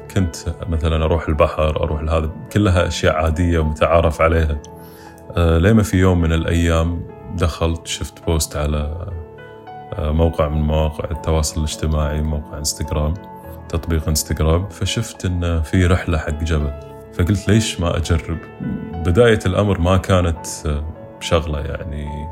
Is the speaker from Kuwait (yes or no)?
yes; Kuwait; بالكويت ما عندنا